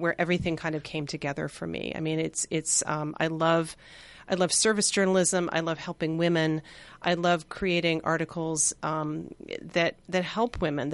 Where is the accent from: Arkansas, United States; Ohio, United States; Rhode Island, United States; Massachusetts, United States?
Massachusetts, United States; outside of Boston; moved away as an adult; also born or lived in New York; I grew up outside of Boston